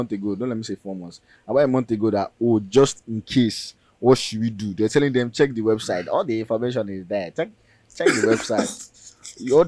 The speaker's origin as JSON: {"language": "English", "country": "Nigeria", "said": "our university life in as Nigerian students"}